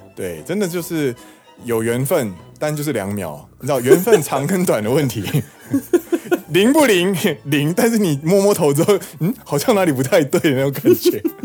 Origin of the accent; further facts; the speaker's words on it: Taiwan; now in Osaka, Japan; 身为台湾人的怒吼